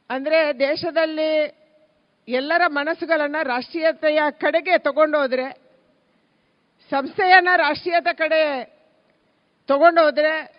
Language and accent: Kannada; Dakshina Kannada, Udupi, Karnataka, India; ನಾವು ದಕ್ಷಿಣ ಕನ್ನಡ ಉಡುಪಿಯವರು